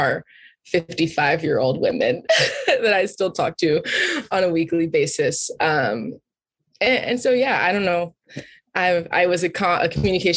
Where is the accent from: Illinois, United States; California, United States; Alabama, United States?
Alabama, United States; Birmingham; moved away as an adult; also born or lived in Ithaca, New York; I was born and raised in Birmingham, Alabama, single Black mom